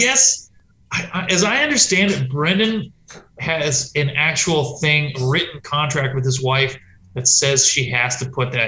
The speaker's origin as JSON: {"language": "English", "region": "West Coast", "country": "United States", "also_born_or_lived": "Berkeley", "moved": "yes", "said": "I'm from the West Coast"}